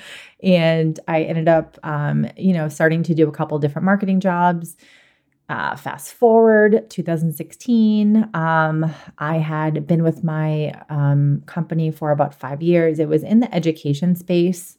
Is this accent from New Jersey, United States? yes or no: no; Boston, Massachusetts, United States; I am originally from Boston